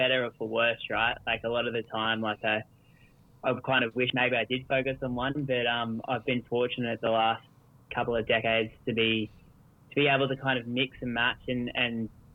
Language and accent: English; Australia; Most kids growing up in Australia here, we did a lot of surf life saving